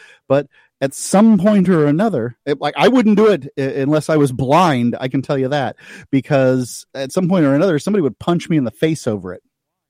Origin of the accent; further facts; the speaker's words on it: the South, United States; But and I also, as a Southerner, I believe that that's a very attractive flag.